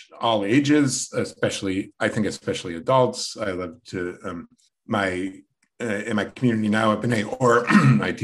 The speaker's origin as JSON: {"language": "English", "town": "St. Louis", "region": "Missouri", "country": "United States", "tie": "born or raised there", "also_born_or_lived": "San Diego / Toronto", "moved": "yes", "lives_now": "Morristown, United States", "said": "I grew up in St. Louis, the fourth generation St. Louisan"}